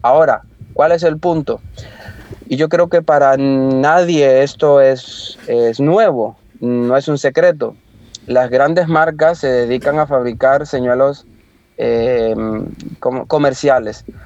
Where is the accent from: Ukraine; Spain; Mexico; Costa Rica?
Costa Rica; Limón; moved away; yo soy de Costa Rica, soy de la parte del Caribe, de Limón